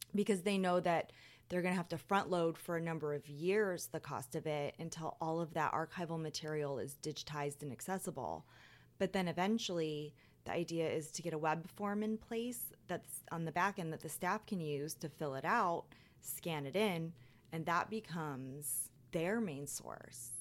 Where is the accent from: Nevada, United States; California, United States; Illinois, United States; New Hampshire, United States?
Nevada, United States; Las Vegas; moved away as an adult; now in New Orleans, United States; I grew up in Las Vegas